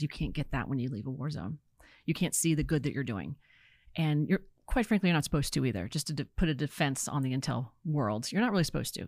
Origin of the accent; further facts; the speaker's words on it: Virginia, United States; moved away as an adult; also born or lived in California; I'm from Virginia